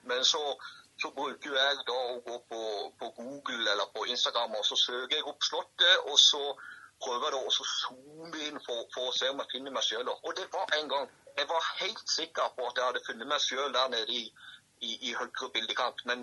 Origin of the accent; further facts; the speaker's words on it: Agder, Norway; For jeg er jo fra Sørlandet, sant.